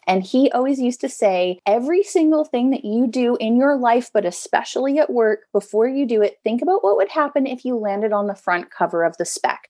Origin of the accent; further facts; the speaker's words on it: West Coast, United States; now in East Coast, United States; I grew up on the West Coast.